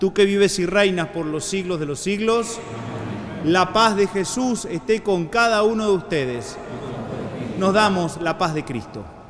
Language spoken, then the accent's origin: Spanish; Argentina